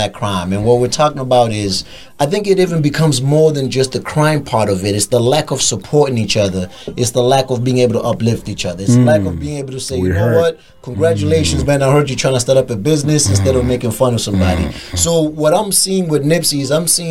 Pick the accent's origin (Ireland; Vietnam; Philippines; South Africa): South Africa; Durban, KwaZulu-Natal; in Durban, in my hometown